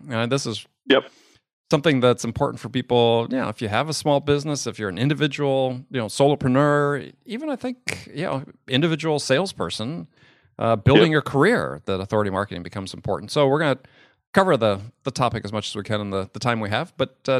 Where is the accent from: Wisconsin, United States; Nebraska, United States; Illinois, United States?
Wisconsin, United States; also born or lived in San Diego, California; now in New York, United States; I grew up in Wisconsin.